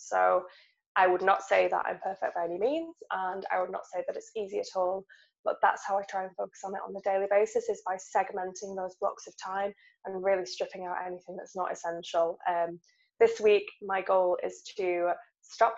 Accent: England, United Kingdom; we're writers and we're English

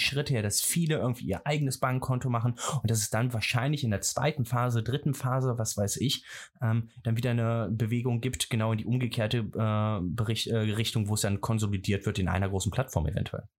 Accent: Rhineland, Germany; ich komme aus dem Rheinland

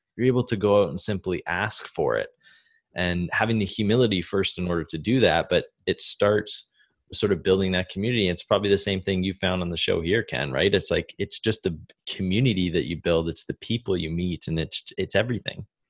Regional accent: Canada; moved away as an adult; Growing up in Canada

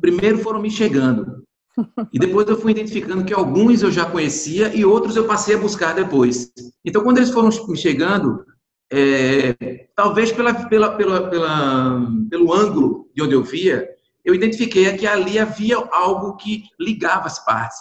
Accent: Goiana, Pernambuco, Brazil; eu nasci em Goiânia, é uma cidade que tem muitos cavalos marinhos, maracatu rural

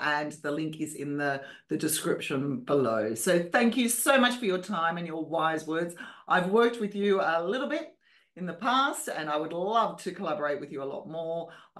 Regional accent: Australia; accent: Australian; even with my Australian accent.

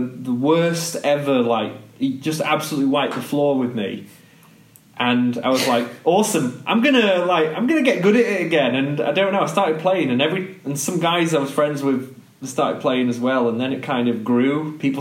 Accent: Macclesfield, North West England, United Kingdom; also born or lived in Manchester; we grew up in the Peak District in the countryside. We grew up in a little village, tiny

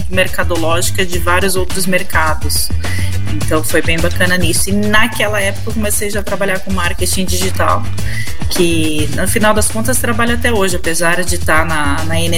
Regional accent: Bauru, São Paulo, Brazil; Eu nasci em São Paulo, né? Mas morava em Bauru.

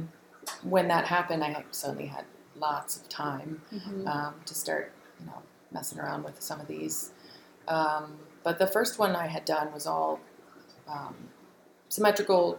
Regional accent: the South, United States; I grew up in the South, and it was a lovely childhood.

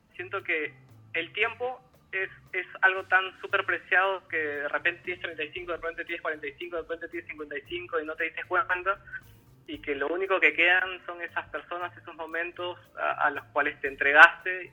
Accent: Peru; also born or lived in Buenos Aires, Argentina

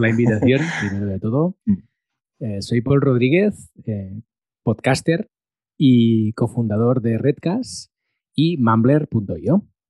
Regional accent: Molins de Rei, Catalonia, Spain; había hecho radio local en Molins de Rey, que es mi pueblo de nacimiento

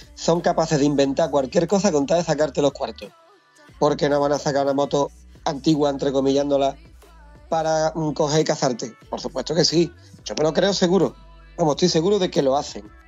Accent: Hinojos, Andalusia, Spain; La carretera que va de Hinojos, mi pueblo, al monte, que la cojo todos los días

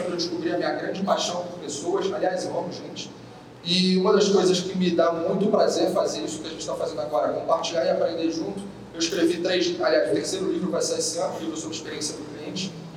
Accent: Rio de Janeiro, Brazil; accent: carioca; meu sotaque não nega, é, eu sou carioca, moro no Rio

